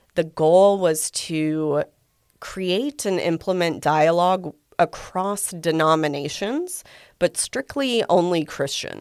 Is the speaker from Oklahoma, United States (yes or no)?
yes; Guthrie, Oklahoma, United States; I'm a native Oklahoman. I grew up in Guthrie